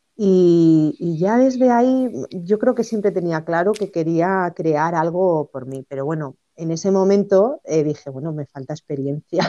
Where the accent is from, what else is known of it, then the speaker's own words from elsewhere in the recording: Cáceres, Extremadura, Spain; yo nací en, en Cáceres, en Extremadura y, desde pequeña pues em, vi a mi madre siempre coser